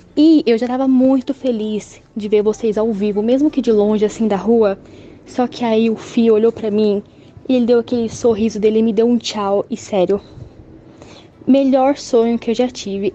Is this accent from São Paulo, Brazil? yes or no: yes; Mogi Mirim, São Paulo, Brazil; Sou de Mojimirim